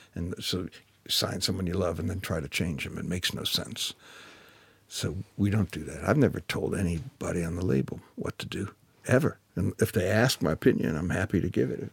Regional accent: Detroit, Michigan, United States; I come from Detroit, Michigan. So I was, I was in Detroit

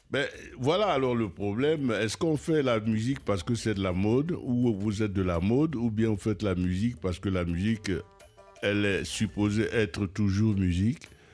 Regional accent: Cameroon; je suis Camerounais

